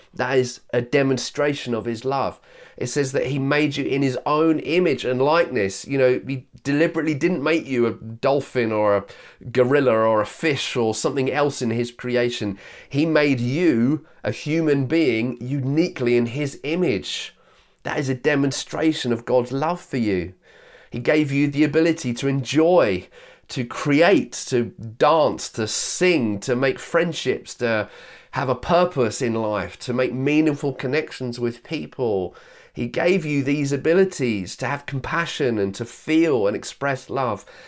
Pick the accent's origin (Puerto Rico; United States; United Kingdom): United Kingdom; Yorkshire and the Humber; I was born in Yorkshire